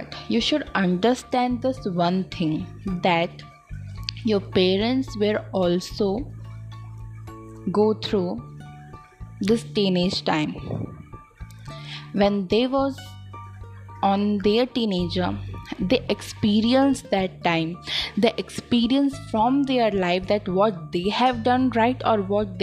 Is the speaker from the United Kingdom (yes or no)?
no; India; I am from India